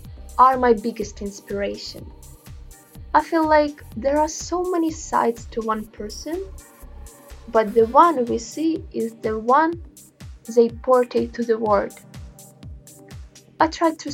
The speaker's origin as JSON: {"language": "English", "country": "Ukraine", "said": "I'm a painter from Ukraine"}